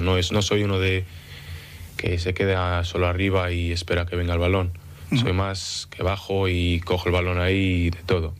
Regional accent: Manchester, North West England, United Kingdom; also born or lived in Denia, Spain / Oviedo, Spain; me nací en Denia eh, y con 6, 7 años me moví a, Manchester, en Inglaterra

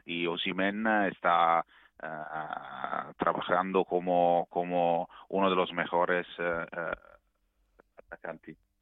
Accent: Naples, Campania, Italy; Spanish is a second language; Napoli es una ciudad, nosotros somos un pueblo muy acogiente

